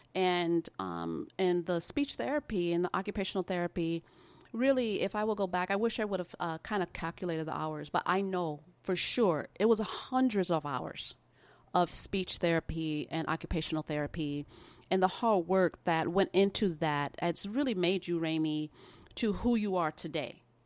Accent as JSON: {"language": "English", "region": "Midwest of America", "country": "United States", "tie": "born or raised there", "said": "I was actually born in the Midwest of America. um, and lived there for the majority of my life"}